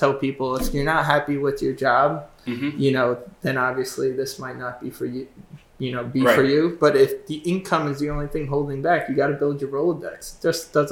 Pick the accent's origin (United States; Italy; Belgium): United States; Southampton, New York; I was born and raised in Southampton